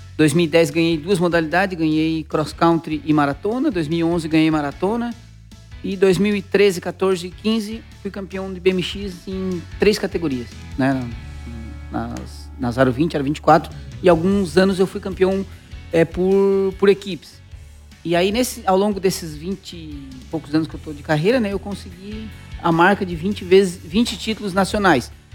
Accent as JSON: {"language": "Portuguese", "town": "Araranguá", "region": "Santa Catarina", "country": "Brazil", "tie": "born or raised there", "also_born_or_lived": "Curitiba", "said": "Eu me considero de Araranguá, né? Eu nasci em Curitiba, mas eu só nasci lá, né? Eu fui feito em Araranguá, né? A minha infância toda passei em Araranguá"}